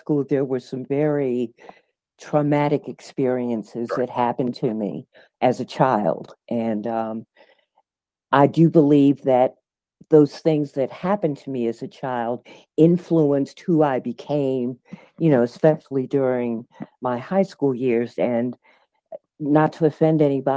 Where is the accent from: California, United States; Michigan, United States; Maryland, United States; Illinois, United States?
Maryland, United States; Baltimore; moved away; also born or lived in Washington, D.C.; I was born in Washington, D.C., but by the age of five, due to my mom's promotion, we moved to Baltimore, Maryland. So generally, when folks ask me where I'm from, I always say Baltimore